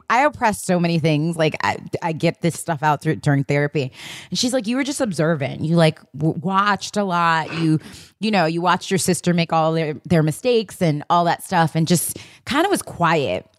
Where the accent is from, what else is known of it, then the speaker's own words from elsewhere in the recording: New York City, New York, United States; as a kid growing up in Queens, Hollis, Queens